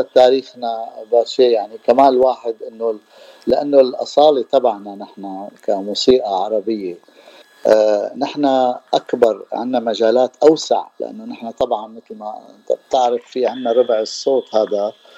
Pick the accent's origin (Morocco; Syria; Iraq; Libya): Syria; Damascus, Damascus Governorate; moved away as an adult; also born or lived in San Diego, United States; now in Los Angeles, United States; انا من دمشق من سوريا وصار لي 32 سنه من سنه 1990 1990 انا بلوس انجلوس